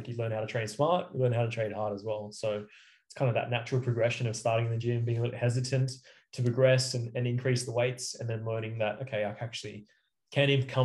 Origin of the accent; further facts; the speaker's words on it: Cairns, Queensland, Australia; also born or lived in Gold Coast; when I graduated from school, I moved from Cairns to the Gold Coast